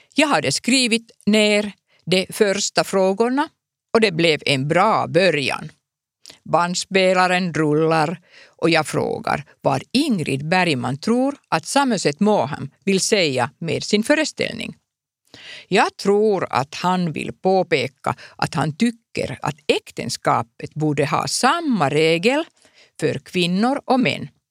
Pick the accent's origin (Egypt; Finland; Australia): Finland; Swedish is a second language; jag är en finsk journalist